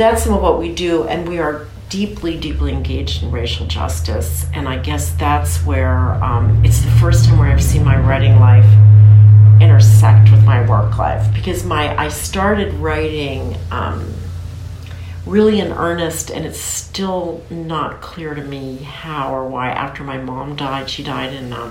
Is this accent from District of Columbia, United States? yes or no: yes; Washington, District of Columbia, United States; I'm from Washington, D.C.